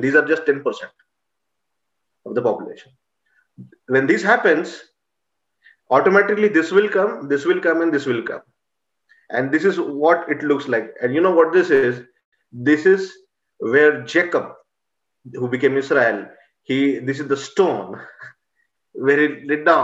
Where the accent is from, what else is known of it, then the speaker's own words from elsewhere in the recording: Nagpur, Maharashtra, India; moved away as an adult; now in Chicago, United States; my hometown, Nagpur, is the central hub of 370 plus denominations in India